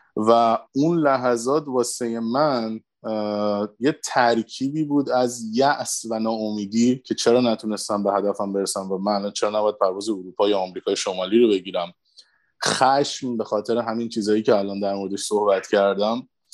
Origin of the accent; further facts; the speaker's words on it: Iran; moved away as an adult; دقیقا 9 سال پیش بود که من از ایران مهاجرت کردم